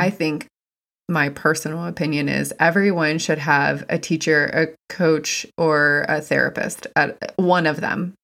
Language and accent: English; West Virginia, United States; I'm from West Virginia. It's very, very white.